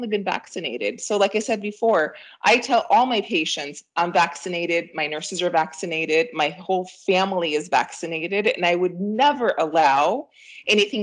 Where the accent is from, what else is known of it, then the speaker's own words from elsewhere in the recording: Peru; now in United States; I'm an immigrant myself, I'm from Peru.